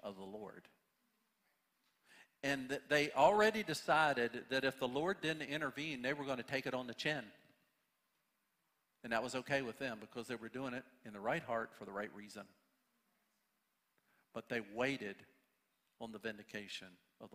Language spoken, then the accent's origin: English; United States; we as American Christians